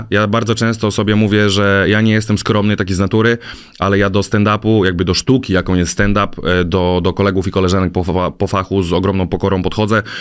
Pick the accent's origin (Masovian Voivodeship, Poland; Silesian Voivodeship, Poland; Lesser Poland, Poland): Masovian Voivodeship, Poland; a village near Warsaw; Na wsi pod Warszawą.